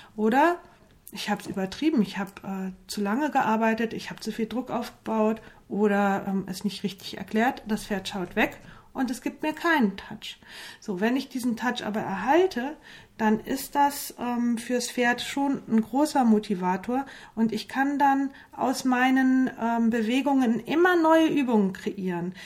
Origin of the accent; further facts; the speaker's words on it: near Limburg, Hesse, Germany; ich komme ja aus Hessen äh, in Richtung Limburg, da so im 50-Kilometer-Kreis